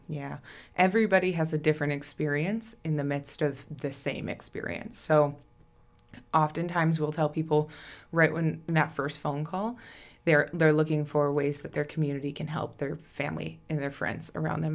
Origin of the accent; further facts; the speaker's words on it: Plainview, Minnesota, United States; moved away as an adult; also born or lived in Winona, Minnesota; now in Rochester, United States; I am from Plainview originally